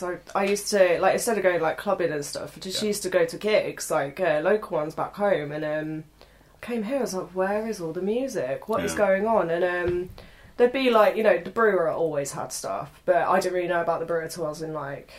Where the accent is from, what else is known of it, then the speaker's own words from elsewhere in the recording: Bedfordshire, near Milton Keynes, East of England, United Kingdom; moved away as an adult; now in Lincoln, United Kingdom; Bedfordshire. Okay. I'm from a small village near Milton Keynes.